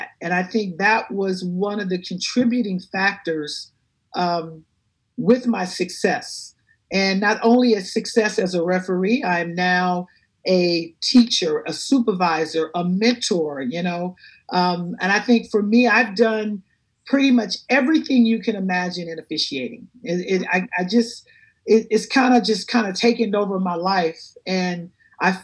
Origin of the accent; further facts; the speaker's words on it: Compton, California, United States; I grew up in Compton in the inner city